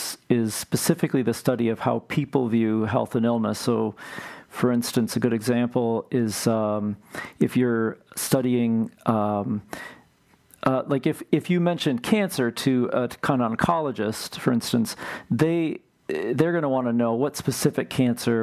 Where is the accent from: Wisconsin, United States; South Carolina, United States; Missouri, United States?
Wisconsin, United States; Marshfield; moved away as an adult; also born or lived in Cleveland, Ohio / St. Paul, Minnesota; now in Twin Cities, United States; we moved there in 1974 or so, and I grew up there and graduated from high school there.